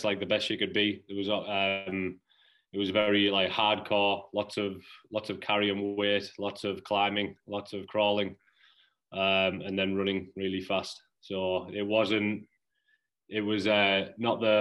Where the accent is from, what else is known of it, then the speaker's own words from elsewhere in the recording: Middlesbrough, North East England, United Kingdom; moved away as an adult; also born or lived in New Jersey / Cape Cod, Massachusetts; now in Massachusetts, United States; I'm from Middlesbrough in the northeast of England